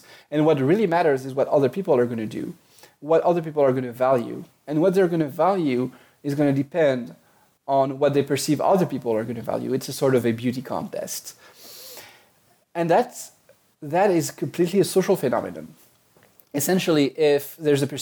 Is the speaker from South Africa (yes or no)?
no; France; accent: French; English is a second language; moved away; I grew up in France, which is why I have a bit of a French accent.